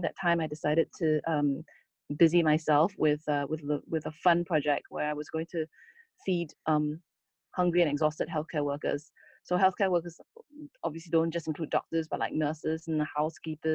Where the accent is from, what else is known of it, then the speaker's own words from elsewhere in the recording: Singapore; as a Singaporean